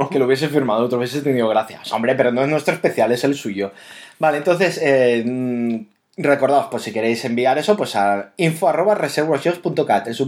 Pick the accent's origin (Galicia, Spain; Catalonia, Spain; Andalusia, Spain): Catalonia, Spain; siendo catalanes